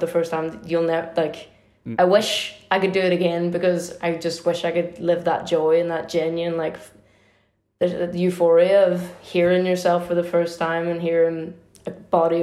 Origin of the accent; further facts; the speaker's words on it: Derry, Northern Ireland, United Kingdom; where I grew up in Derry